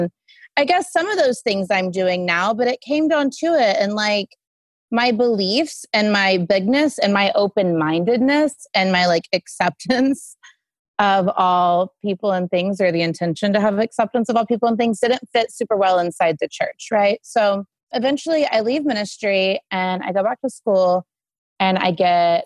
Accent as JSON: {"language": "English", "town": "Sand Springs", "region": "Oklahoma", "country": "United States", "moved": "yes", "said": "I'm from Sand Springs, Oklahoma. I shouldn't say the middle of nowhere, but far different from where I live today."}